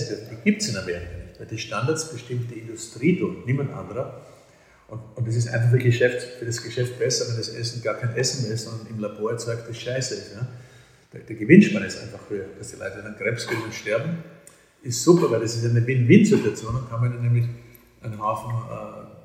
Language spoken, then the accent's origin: German; Vienna, Austria; accent: Viennese; kann also wirklich ordinär Wienerisch, als ich im 10. Bezirk geredet habe richtigen Haklerbezirk, wo ich aufgewachsen bin. Und das ist meine Lieblingssprache.